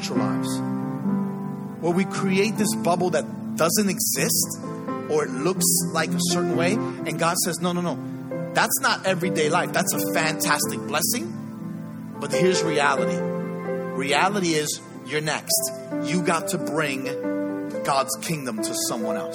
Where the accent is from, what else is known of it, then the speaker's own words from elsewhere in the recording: New York City, New York, United States; I grew up in the Bronx.